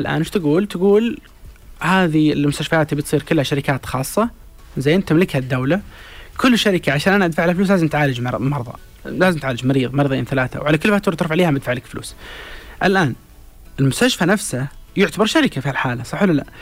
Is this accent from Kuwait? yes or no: no; Saudi Arabia; عندنا في السعودية